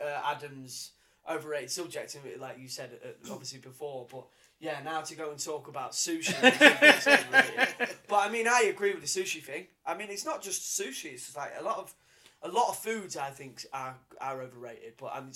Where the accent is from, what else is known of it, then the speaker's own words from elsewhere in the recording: Grimsby, Yorkshire and the Humber, United Kingdom; I'm from Grimsby.